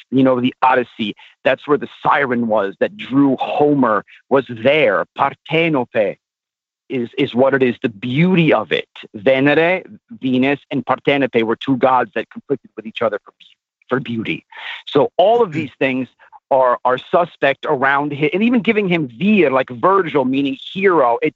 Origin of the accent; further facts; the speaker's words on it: Naples, Campania, Italy; Naples, ironically, the, the city where I come from.